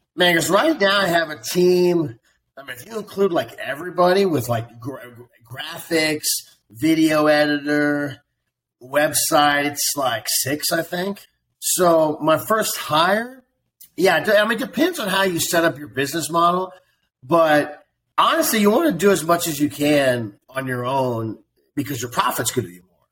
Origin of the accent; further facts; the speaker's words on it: Columbia, Missouri, United States; moved away as an adult; also born or lived in Las Vegas / Venice Beach / Kansas City / Chicago; now in Miami Beach, United States; So I was born and raised in Columbia, Missouri, and and I lived in Columbia. I lived in Missouri for like 23 years.